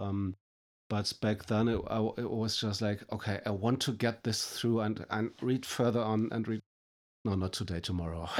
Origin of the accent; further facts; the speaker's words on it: Germany; I'm coming from Germany.